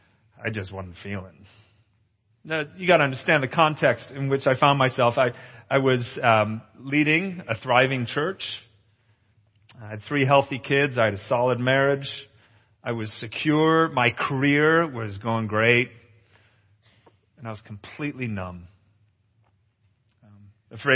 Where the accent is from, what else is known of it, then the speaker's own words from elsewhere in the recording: Capernwray Hall, North West England, United Kingdom; moved away; since I was a little boy growing up in England. I grew up at Cape and Ray Hall.